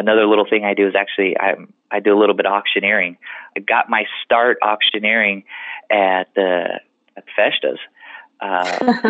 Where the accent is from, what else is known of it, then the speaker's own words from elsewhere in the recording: Los Banos, California, United States; also born or lived in Dos Palos; I was born and raised in Los Banos.